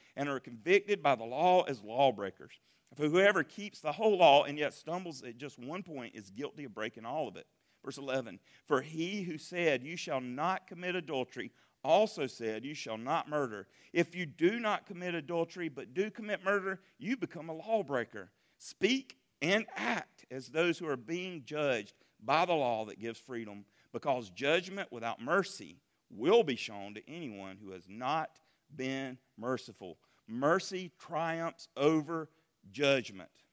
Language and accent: English; Berea, South Carolina, United States; now in Marietta, United States; Berea, my hometown